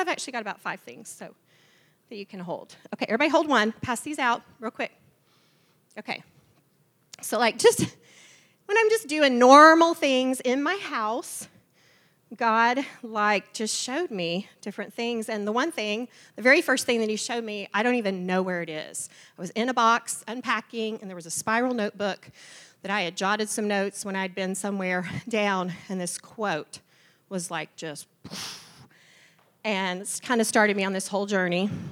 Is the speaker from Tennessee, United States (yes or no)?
yes; Memphis, Tennessee, United States; moved away; also born or lived in Waco, Texas; I was born and raised in the South, um, a good Southern girl, Memphis, Tennessee